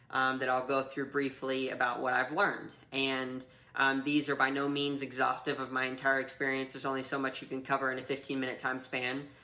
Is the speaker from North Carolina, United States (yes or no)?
yes; North Carolina, United States; also born or lived in Kentucky; I grew up mostly in North Carolina, a little bit of time in Kentucky